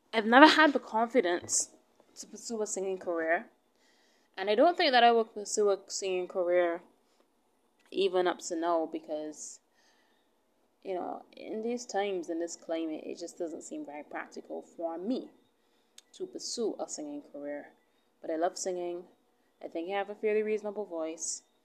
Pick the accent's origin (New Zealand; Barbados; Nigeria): Barbados; I'm from Barbados. Alright, I'm I'm from where she's from.